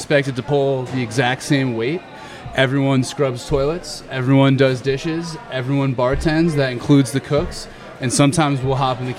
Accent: Atlanta, Georgia, United States; I'm from Atlanta.

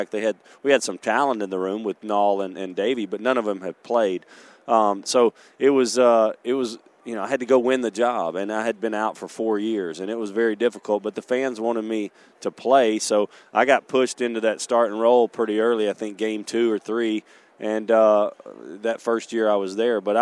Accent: Shreveport, Louisiana, United States; born or raised there

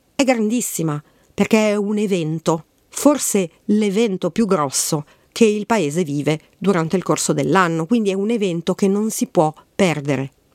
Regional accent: Milan, Lombardy, Italy; Io che sono di Milano

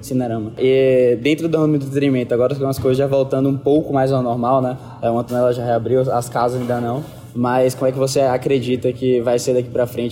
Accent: Bahia, Brazil; eu sou do Bahia

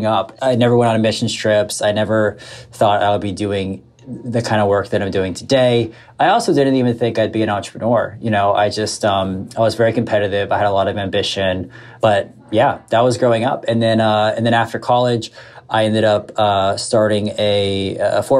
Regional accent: South Florida, United States; We grew up mostly in South Florida.

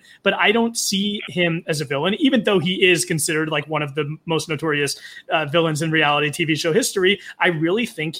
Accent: New York City, New York, United States; I'm from the East Coast. I'm from New York City

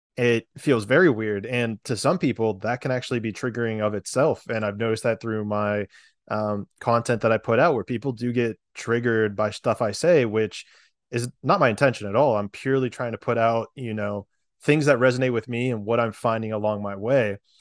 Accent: Pennsylvania, United States; moved away as an adult; also born or lived in Florida / San Diego, California; I grew up in Pennsylvania

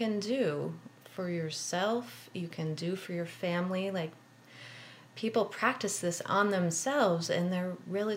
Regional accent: Wisconsin, United States; moved away; also born or lived in West Coast / East Coast; I grew up in Wisconsin

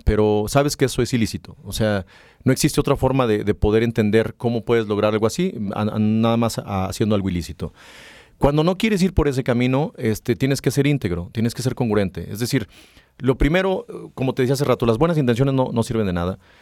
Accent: Mexico

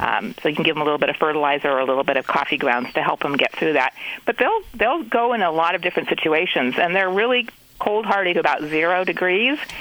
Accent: California, United States; growing up in California

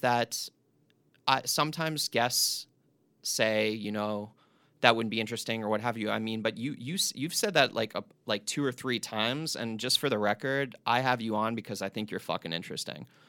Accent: East Coast, United States; I grew up on the East Coast

